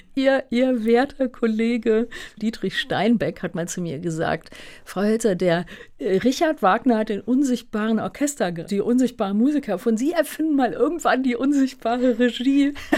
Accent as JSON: {"language": "German", "town": "Hunstig", "region": "North Rhine-Westphalia", "country": "Germany", "tie": "born or raised there", "moved": "yes", "lives_now": "Berlin, Germany", "said": "auf dem Land aufgewachsen. Ja, wirklich ein kleines Dorf"}